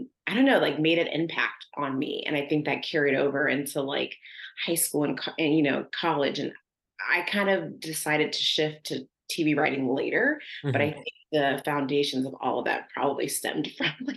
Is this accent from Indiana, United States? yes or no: no; Youngstown, Ohio, United States; moved away; I have really good memories of growing up there